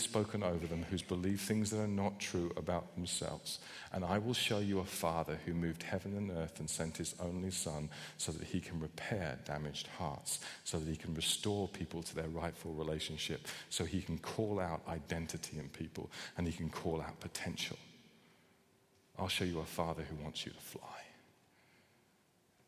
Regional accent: United Kingdom; I know we're British.

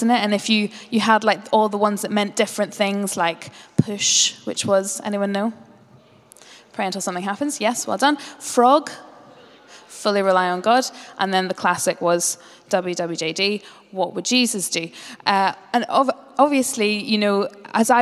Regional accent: Northern Ireland, United Kingdom; I grew up as a Northern Irish Presbyterian

